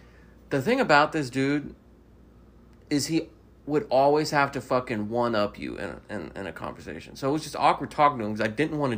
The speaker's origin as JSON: {"language": "English", "town": "Mobile", "region": "Alabama", "country": "United States", "tie": "born or raised there", "said": "I don't sound Southern. I was born and raised in Mobile."}